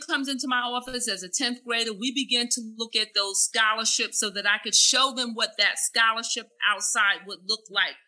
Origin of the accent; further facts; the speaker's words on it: the South, United States; I am African American from the South